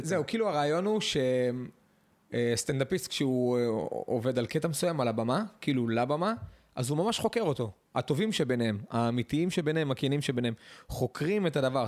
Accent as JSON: {"language": "Hebrew", "town": "Netanya", "region": "Central District", "country": "Israel", "tie": "born or raised there", "said": "אני גדלתי בנתניה בעיר"}